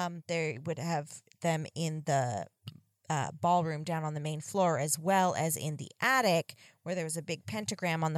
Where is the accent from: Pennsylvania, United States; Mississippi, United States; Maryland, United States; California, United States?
California, United States; the Bay Area; I grew up in the Bay Area